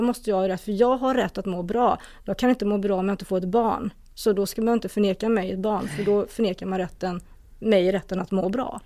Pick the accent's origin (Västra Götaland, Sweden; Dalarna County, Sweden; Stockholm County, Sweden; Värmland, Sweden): Västra Götaland, Sweden; a small community just outside Borås; also born or lived in South Korea; jag växte upp i ett litet samhälle strax utanför Borås. Det hörs, det lär ju höras